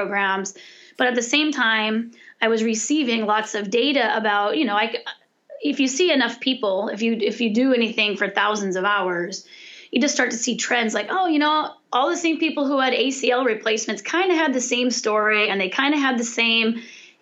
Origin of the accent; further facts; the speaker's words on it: California, United States; I'm from California